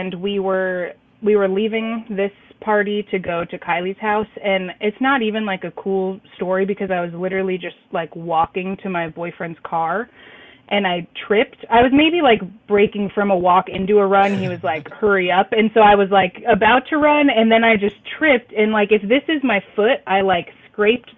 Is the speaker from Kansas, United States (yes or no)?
yes; southeast Kansas, United States; now in Missouri, United States; everyone around here, they call it like the SEK area, southeast Kansas